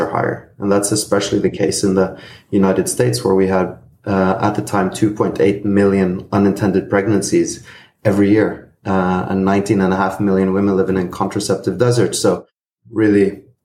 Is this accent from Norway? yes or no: yes; Norway; I'm originally Greek-Norwegian. I grew up in Norway and lived most of my life there.